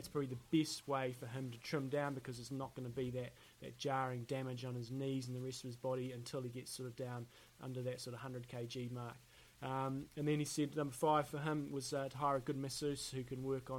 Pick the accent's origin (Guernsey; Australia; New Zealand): New Zealand; accent: Kiwi; my Kiwi accent